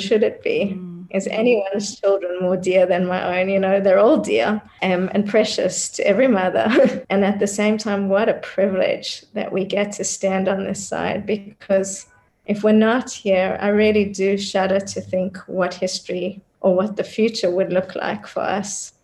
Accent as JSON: {"language": "English", "country": "Australia", "tie": "born or raised there", "also_born_or_lived": "South Africa", "moved": "as an adult", "lives_now": "Israel", "said": "I was born in South Africa, but I grew up in Australia and then moved to Israel in my 20s."}